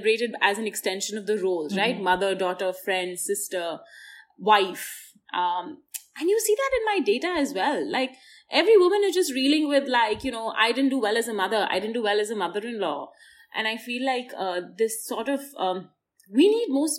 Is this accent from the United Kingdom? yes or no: no; India; as an Indian